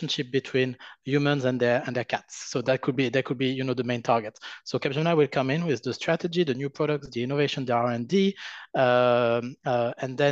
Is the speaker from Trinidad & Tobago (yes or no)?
no; France; accent: French; English is a second language; now in United States; my terrible French accent